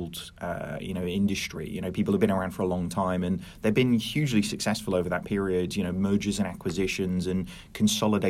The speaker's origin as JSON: {"language": "English", "town": "Norwich", "region": "East of England", "country": "United Kingdom", "tie": "born or raised there", "said": "I'm not originally from Norwich. I moved there when I was 5."}